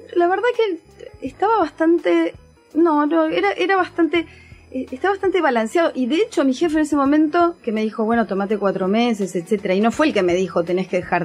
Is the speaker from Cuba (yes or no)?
no; Ushuaia, Tierra del Fuego, Argentina; yo soy de Ushuaia, de Tierra del Fuego